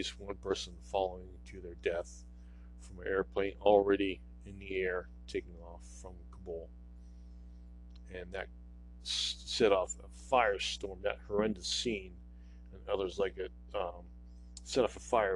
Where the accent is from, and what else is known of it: United States